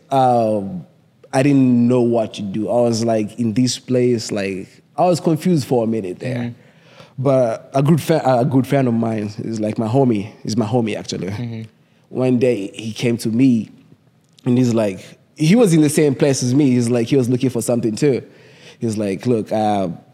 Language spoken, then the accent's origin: English; Kenya; accent: thick Kenyan; moved away as an adult; now in United States; I'm from Kenya, my accent is thick.